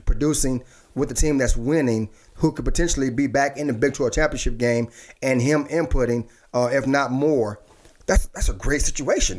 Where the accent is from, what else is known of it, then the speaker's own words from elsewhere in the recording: Dallas, Texas, United States; me as a kid growing up in Dallas